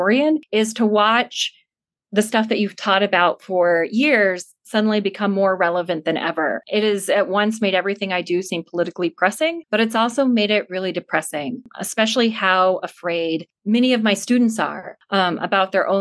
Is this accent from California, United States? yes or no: no; Blackfoot, Idaho, United States; also born or lived in Pocatello, Idaho; now in Montana, United States; I was born in Pocatello and grew up in Blackfoot, is Idaho